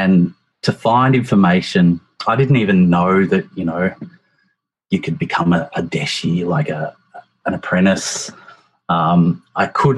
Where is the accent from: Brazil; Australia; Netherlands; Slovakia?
Australia; moved away as an adult; now in Japan; I'm from Australia